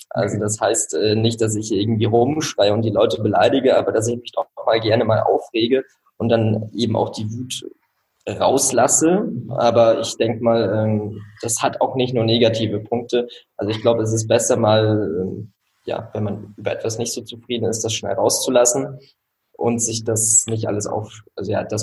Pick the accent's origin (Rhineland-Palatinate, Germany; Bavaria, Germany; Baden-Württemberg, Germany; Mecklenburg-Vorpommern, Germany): Mecklenburg-Vorpommern, Germany; Rostock; moved away; ich wohne jetzt in Rostock, meiner Heimatstadt, äh, wollte auch immer wieder hierher zurück. Aber wenn du über zehn Jahre äh, im Ausland gelebt hast